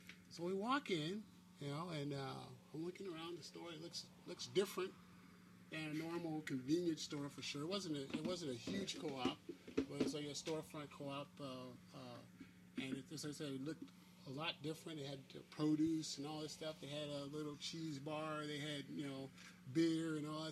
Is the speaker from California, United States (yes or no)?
yes; Long Beach, California, United States; I'm from Long Beach here. I'm from the Rose Park area.